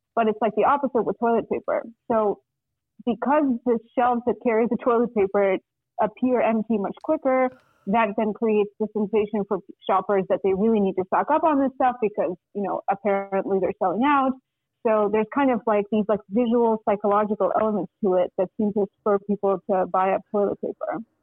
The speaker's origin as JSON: {"language": "English", "country": "Russia", "tie": "born or raised there", "moved": "yes", "lives_now": "United States", "said": "I'm from Russia originally, and I came to the United States in 1997, um, and uh, so I like lived in Russia with my family through most of the 90s"}